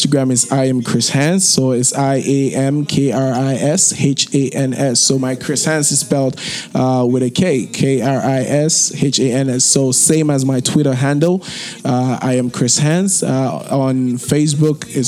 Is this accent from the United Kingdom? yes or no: no; Nigeria; accent: Nigerian; now in Toronto, Canada; I'm Nigerian too